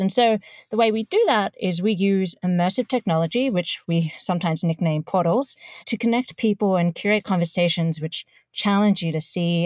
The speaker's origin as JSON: {"language": "English", "town": "Melbourne", "region": "Victoria", "country": "Australia", "tie": "born or raised there", "moved": "as an adult", "lives_now": "New York City, United States", "said": "born and raised in Melbourne"}